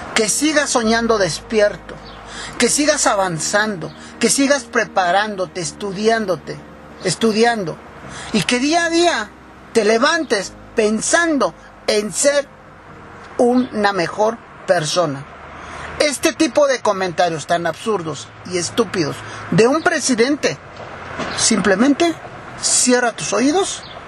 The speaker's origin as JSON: {"language": "Spanish", "country": "Mexico", "said": "nosotros como mexicanos"}